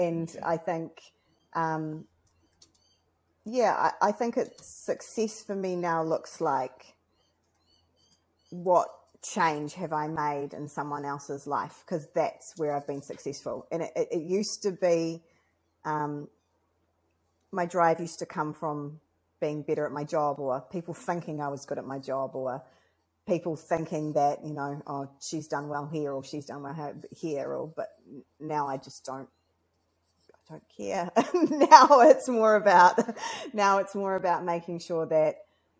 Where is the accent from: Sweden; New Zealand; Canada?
New Zealand; as a New Zealander, as somebody who came here second